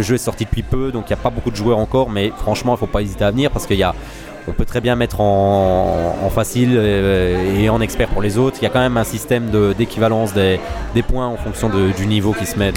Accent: Messancy, Wallonia, Belgium; je suis de Messancy

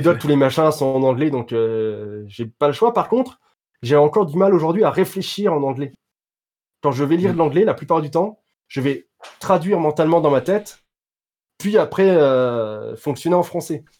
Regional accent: France; je suis français

